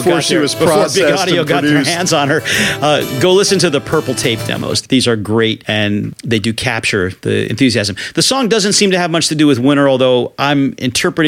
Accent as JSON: {"language": "English", "region": "New England", "country": "United States", "said": "I'm from New England"}